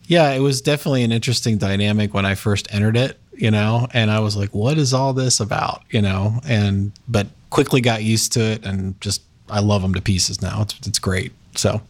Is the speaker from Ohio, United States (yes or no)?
yes; Westerville, Ohio, United States; also born or lived in Indiana; I grew up in Westerville. Yep. So lived there all my life